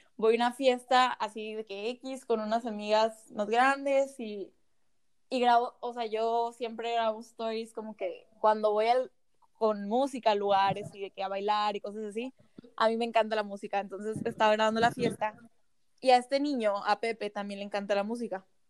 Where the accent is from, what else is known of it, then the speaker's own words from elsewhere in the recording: Mexico; Yo vivo, vivo en una ciudad súper chiquita aquí en México